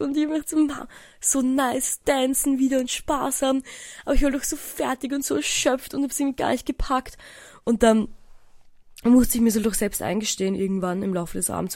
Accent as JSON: {"language": "German", "town": "Eisenstadt", "region": "Burgenland", "country": "Austria", "tie": "born or raised there", "moved": "yes", "said": "in meinem Heimatdorf Eisenstadt"}